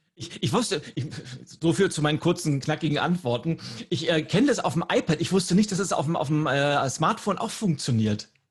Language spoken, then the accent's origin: German; Lübeck, Schleswig-Holstein, Germany; meine Heimatstadt Lübeck